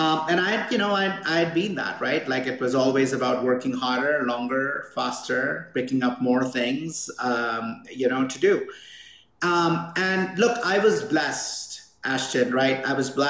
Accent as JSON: {"language": "English", "country": "India", "tie": "born or raised there", "moved": "yes", "lives_now": "Boulder, United States", "said": "I grew up in India"}